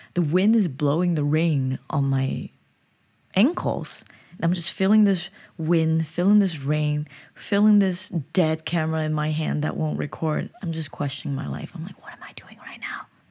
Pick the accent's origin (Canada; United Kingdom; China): China; also born or lived in United States; now in South Korea; I'm from China, but I'm living in the U S, so whenever I go back to China, I feel like a foreigner